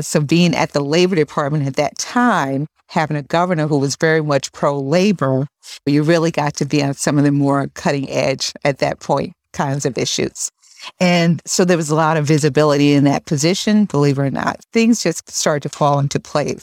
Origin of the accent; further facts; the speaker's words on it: Albany, New York, United States; also born or lived in Northern Virginia; I grew up in Albany, left, you know, shortly after college, moved down to the Northern Virginia area with my husband